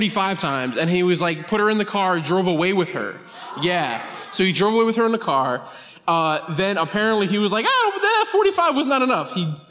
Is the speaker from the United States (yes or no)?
yes; Connecticut, United States; I'm from Connecticut